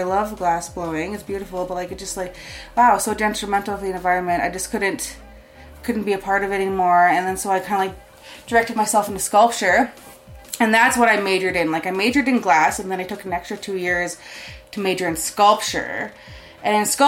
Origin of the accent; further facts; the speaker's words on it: Calgary, Alberta, Canada; also born or lived in Siksika; Predominantly just stay in Calgary my whole life.